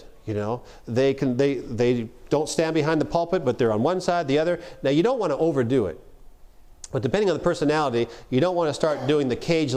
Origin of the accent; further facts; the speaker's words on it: Canada; now in United States; I'm a Canadian. Don't hold that against me. I have American citizenship too now